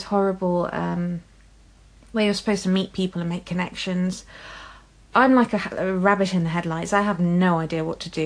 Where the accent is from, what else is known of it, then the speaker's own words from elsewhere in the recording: England, United Kingdom; I'm English